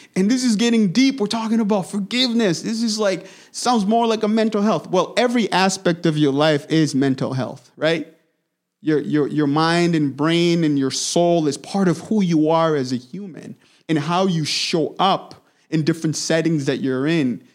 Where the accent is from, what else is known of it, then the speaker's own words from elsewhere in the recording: DR Congo; moved away; I was born and raised in the Democratic Republic of Congo, heart of Africa